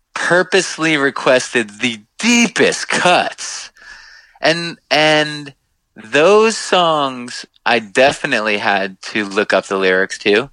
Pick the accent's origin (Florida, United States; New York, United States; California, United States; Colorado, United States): New York, United States; Long Island; we grew up on Long Island